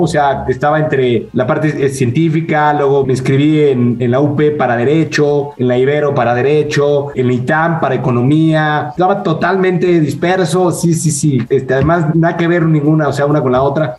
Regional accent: Mexico City, Mexico; nací en la Ciudad de México.

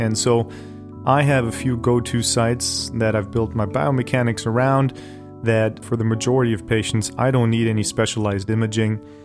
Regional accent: Bonn, North Rhine-Westphalia, Germany; born or raised there; also born or lived in Hanover, Germany; now in Cleveland, United States

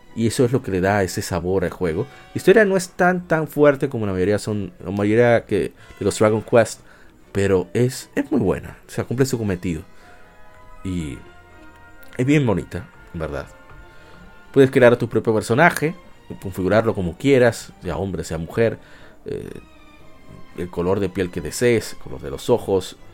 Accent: Dominican Republic; nosotros los dominicanos

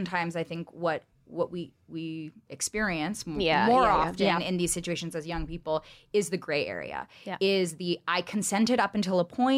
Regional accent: California, United States; growing up in California

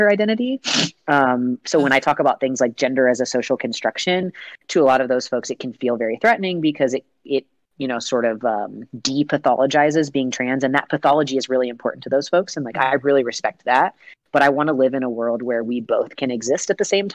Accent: Lexington, Kentucky, United States; in my hometown, Lexington, Kentucky

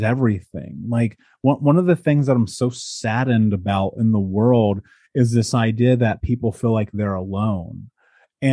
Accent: United States; moved away; growing up in America and now having traveled the world and lived in 12 countries

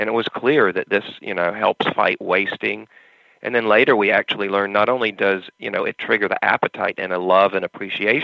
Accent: North Carolina, United States; moved away as an adult; now in California, United States; I'm originally from North Carolina

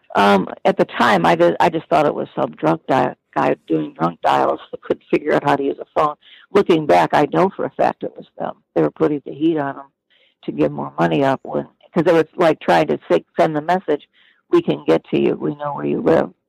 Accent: Detroit, Michigan, United States; moved away as an adult; also born or lived in Midwest / Pacific Northwest; growing up in Detroit.

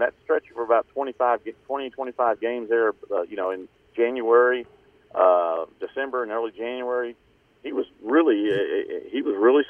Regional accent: Dallas, Texas, United States; moved away as an adult; also born or lived in Houston; I grew up in Dallas

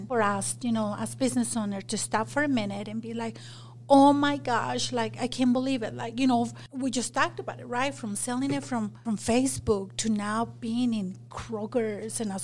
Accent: Mexico; English is a second language; moved away as an adult; also born or lived in Magna, Utah; now in Utah, United States; I grew up in Mexico, but I started Salsa Queen in Magna

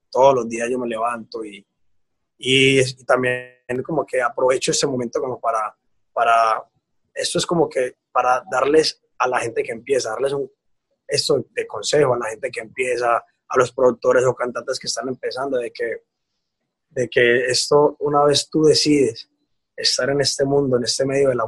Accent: Antioquia, Colombia; yo como llego, como tú lo dices, como buen paisa, que nosotros no, o sea, que nosotros siempre vamos es para adelante

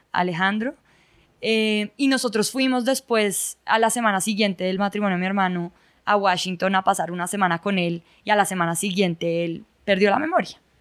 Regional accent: Bogotá, Colombia; also born or lived in Ibagué, Colombia; yo nací en Ibagué, pero a los dos meses de estar en Ibagué ya nos vinimos para Bogotá y desde ahí hemos vivido en Bogotá pues toda la vida.

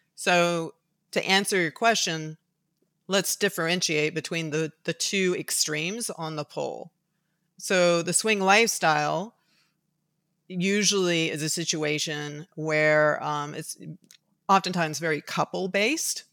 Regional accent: Tuscaloosa, Alabama, United States; moved away; I was raised for certain reasons in Tuscaloosa, Alabama. So I was raised in the Deep South

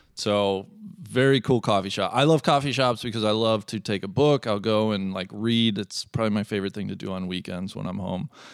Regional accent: Cincinnati, Ohio, United States; live in my hometown, Cincinnati, Ohio

